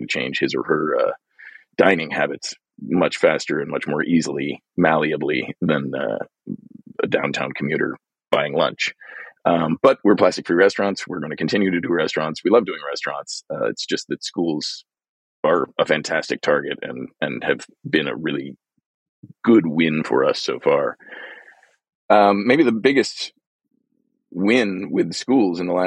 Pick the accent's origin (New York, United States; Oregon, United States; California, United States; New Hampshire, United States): California, United States; Glendale; my hometown, Glendale, California, where I live now